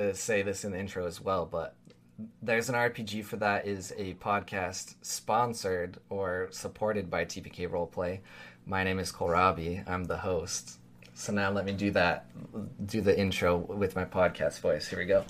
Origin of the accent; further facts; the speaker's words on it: Utah, United States; Listen, I grew up in Utah as well. It might as well be a southern state.